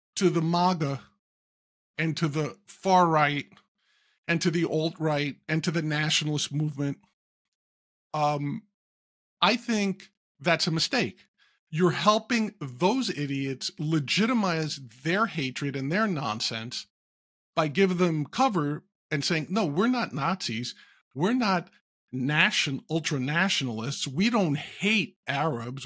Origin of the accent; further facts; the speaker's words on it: New York City, New York, United States; growing up in New York, living in New York, growing up not too far from where he was born in Queens